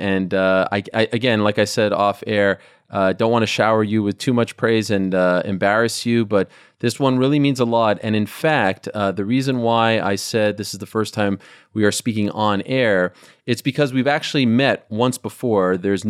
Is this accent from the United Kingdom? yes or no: no; Montreal, Quebec, Canada; I was one of the few left because I'm from Montreal, I was a huge baseball fan.